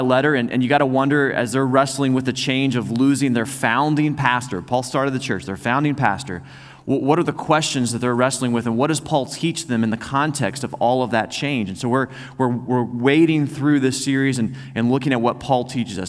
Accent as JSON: {"language": "English", "town": "Joplin", "region": "Missouri", "country": "United States", "also_born_or_lived": "Oklahoma", "moved": "yes", "said": "we started contacting folks back in Missouri because I was from Joplin"}